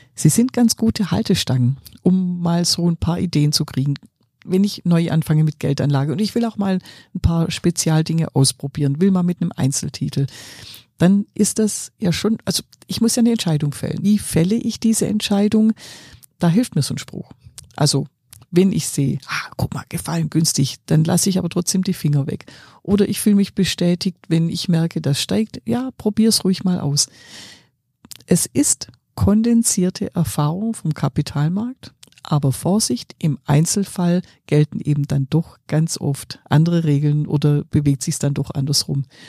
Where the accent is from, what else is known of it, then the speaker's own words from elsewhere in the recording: Swabia, Germany; ich bin ja Schwäbin